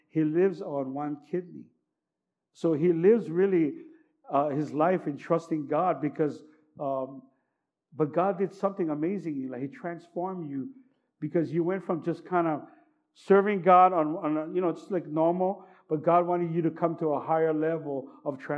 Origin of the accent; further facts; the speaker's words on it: California, United States; You know, because now I grew up in Cali.